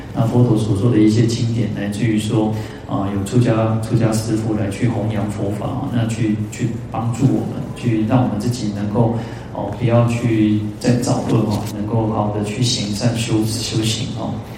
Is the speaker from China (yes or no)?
no; Taiwan; 我们台湾人